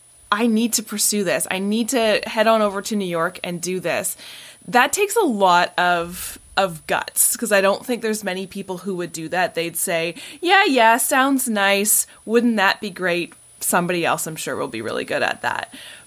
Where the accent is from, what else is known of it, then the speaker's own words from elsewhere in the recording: Canada; I think I'm trying to think what we would call it in Canada. Probably just like being Canadian, you know, just keep the status quo.